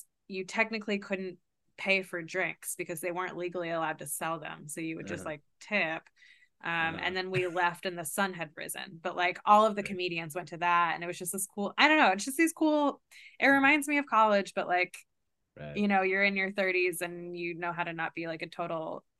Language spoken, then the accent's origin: English; Kentucky, United States; I've always like felt very like outsider-y because I grew up like Jewish in Kentucky